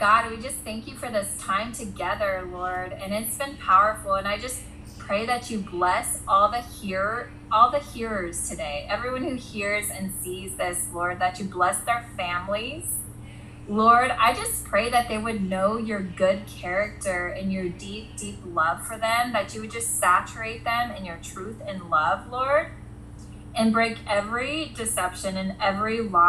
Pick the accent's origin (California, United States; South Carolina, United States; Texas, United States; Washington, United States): California, United States; Ventura County; my hometown in Ventura County